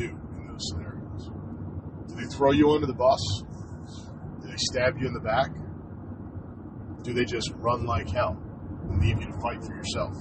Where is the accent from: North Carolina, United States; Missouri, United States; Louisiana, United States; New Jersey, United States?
New Jersey, United States; growing up in Jersey